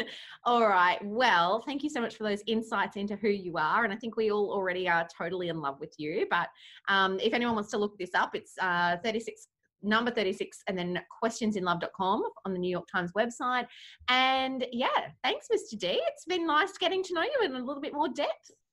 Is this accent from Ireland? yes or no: no; Australia; I'm your Australian wife